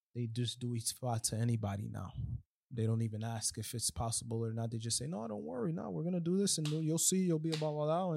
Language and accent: English; New York, United States; moved away as an adult; now in Miami, United States; I'm from New York, I was raised in New York